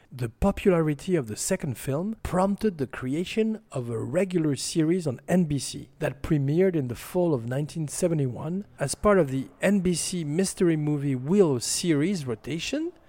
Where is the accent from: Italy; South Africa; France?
France; accent: French; my French accent